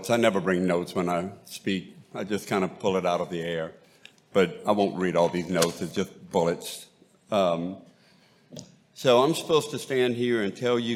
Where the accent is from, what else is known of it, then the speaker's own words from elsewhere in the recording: Bayou Lafourche, Cajun country, Louisiana, United States; accent: Cajun; I am from Cajun country and grew up on Bayou Lafourche